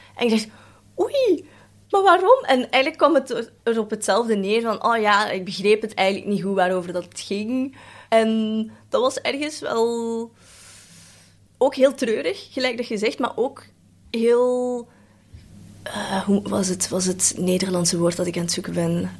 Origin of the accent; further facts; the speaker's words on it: Belgium; first language Cantonese; Dutch is a second language; also born or lived in Netherlands; Ik ben in Nederland geboren en daar wel gewoond, maar dan eigenlijk het merendeel hier opgegroeid